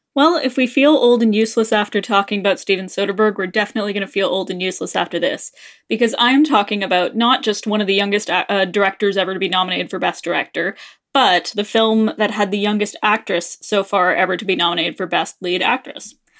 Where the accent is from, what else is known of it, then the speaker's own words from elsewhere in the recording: Canada; we're Canadian